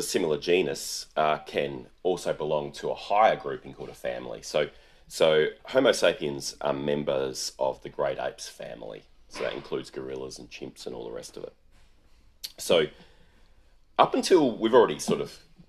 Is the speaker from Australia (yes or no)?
yes; Australia; I'm Australian